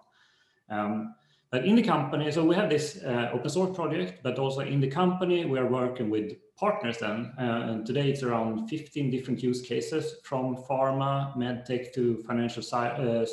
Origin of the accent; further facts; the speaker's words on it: Sweden; I'm from Sweden